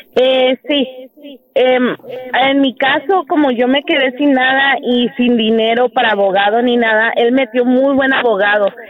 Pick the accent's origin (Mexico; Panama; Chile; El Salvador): Mexico; San Luis Potosí; Yo soy de San Luis